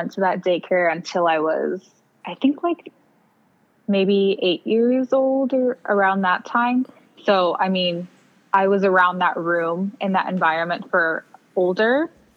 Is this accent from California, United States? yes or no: yes; Clovis, California, United States; I was born in Clovis, California